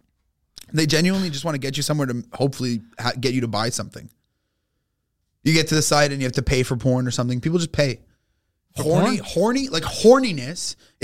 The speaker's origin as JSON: {"language": "English", "region": "Quebec", "country": "Canada", "said": "I was from Quebec"}